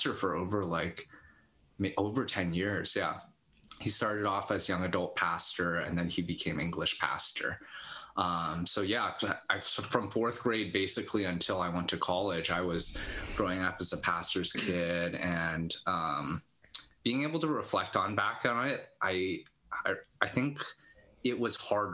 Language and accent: English; Los Altos, California, United States; now in Sunnyvale, United States; Born and raised in Los Altos